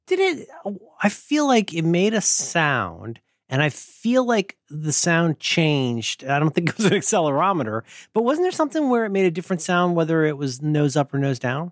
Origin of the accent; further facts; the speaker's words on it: Ohio, United States; I'm from Ohio